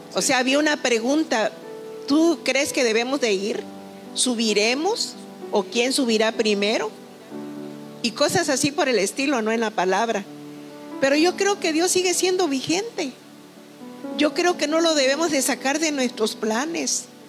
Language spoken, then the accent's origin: Spanish; Tuxtepec, Oaxaca, Mexico; yo soy originaria de un pueblo muy hermoso del estado de Oaxaca, llamado Santa Úrsula, Tustepe, Oaxaca. Vengo de ese pueblecito a la orilla de un hermoso río, donde viví mucho tiempo de mi infancia